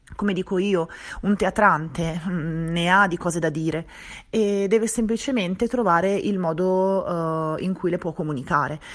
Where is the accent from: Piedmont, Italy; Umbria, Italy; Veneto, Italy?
Veneto, Italy; Venice; moved away as an adult; also born or lived in Milan, Italy; now in Galliate, Italy; io sono di Venezia